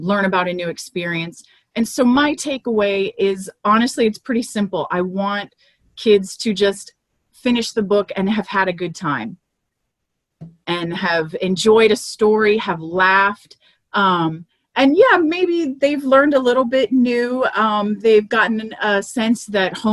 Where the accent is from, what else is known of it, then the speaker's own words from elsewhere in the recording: Miami, Florida, United States; moved away as an adult; now in Central Texas, United States; where I grew up in Miami